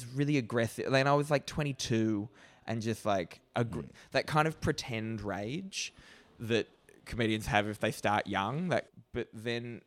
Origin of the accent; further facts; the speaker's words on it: Australia; as an Australian